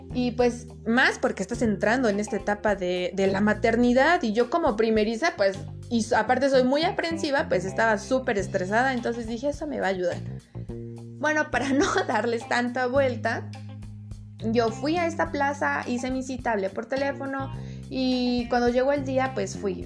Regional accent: Puebla, Mexico; moved away as an adult; now in Cuautitlán Izcalli, Mexico; soy originaria de Puebla, capital, pero actualmente vivo en el Estado de México, en Cuautitlán, Izcalli

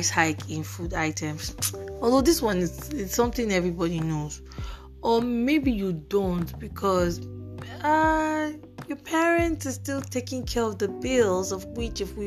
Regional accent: Nigeria; as a Nigerian

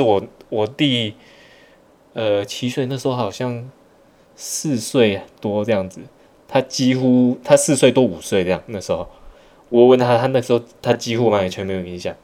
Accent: Malaysia; also born or lived in Taiwan; 像我们小时候在马来西亚长大，就是在台湾 长大一部分，然后后来到马来西亚

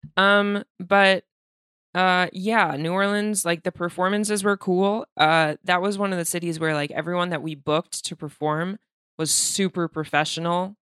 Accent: Moscow, Russia; moved away; I'm from Moscow

